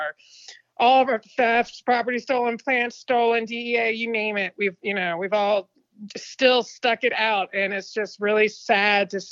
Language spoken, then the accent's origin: English; Franklin County, Virginia, United States; accent: southern; moved away as an adult; now in California, United States; I'm originally from Virginia